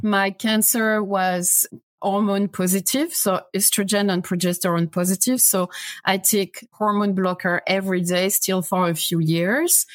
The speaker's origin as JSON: {"language": "English", "country": "France", "second_language": "English", "moved": "as an adult", "lives_now": "United States", "said": "as you can guess from my, my accent, I'm not American, I'm French."}